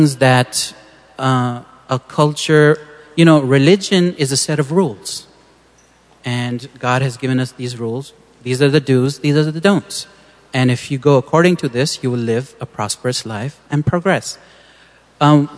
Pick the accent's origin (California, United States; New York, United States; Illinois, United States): California, United States; San Diego; I grew up in San Diego, and a very American kid